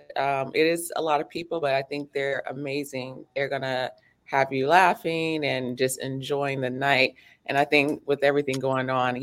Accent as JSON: {"language": "English", "country": "United States", "tie": "born or raised there", "said": "I was raised here in the States. I was born in the States"}